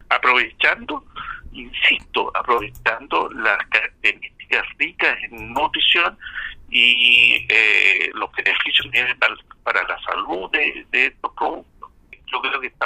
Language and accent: Spanish; Osorno, Los Lagos, Chile; now in Concepción, Chile; me recuerda tanto de mi ciudad natal, Osorno